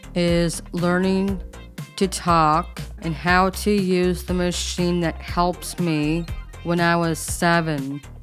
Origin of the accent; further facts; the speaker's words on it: San Diego, California, United States; I'm 26. I was born in Mary Birch Hospital in San Diego.